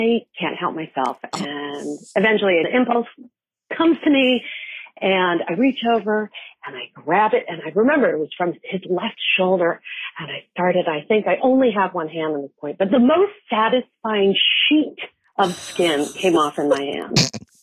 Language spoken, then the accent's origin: English; Denver, Colorado, United States; I grew up in Denver, Colorado.